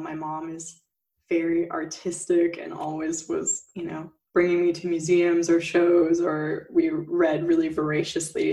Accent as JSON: {"language": "English", "area": "near Palm Springs", "region": "Southern California", "country": "United States", "tie": "born or raised there", "moved": "yes", "lives_now": "Berlin, Germany", "said": "I grew up in the U.S. in like near Palm Springs"}